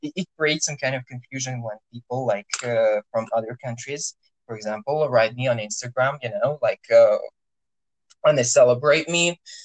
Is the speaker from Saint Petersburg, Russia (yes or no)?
no; Orenburg, Orenburg Oblast, Russia; orenburg that's my hometown